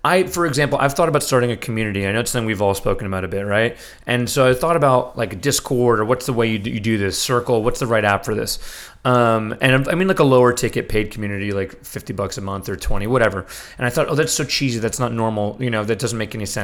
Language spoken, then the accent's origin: English; New York City, New York, United States; I grew up in New York City